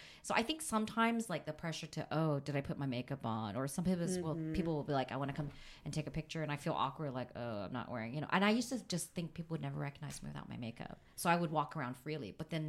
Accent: California, United States; I mean, I grew up in Southern California.

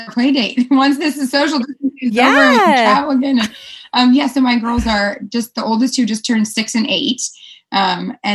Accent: California, United States; Yes, we're both originally from California.

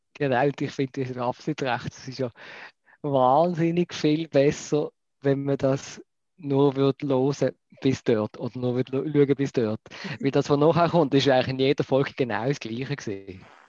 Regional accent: Basel, Basel-Stadt, Switzerland; ich als Basler wohne ja sehr, sehr noch am, am großen Kanton Deutschland.

